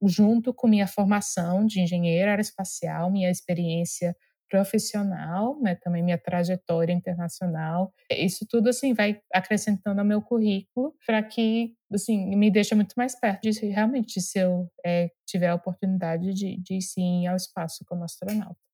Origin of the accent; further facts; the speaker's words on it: Brasília, Federal District, Brazil; eu sou de Brasília, né, nasci, cresci lá